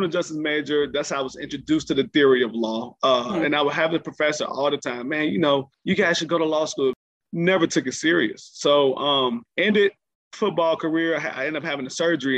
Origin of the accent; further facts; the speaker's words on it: Chicago, Illinois, United States; moved away as an adult; also born or lived in Iowa / Atlanta; I was from Chicago